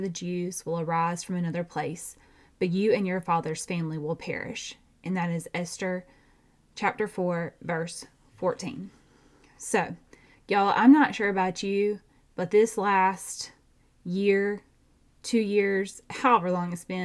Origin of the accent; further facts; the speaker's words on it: Georgia, United States; I have a twin because I'm from Georgia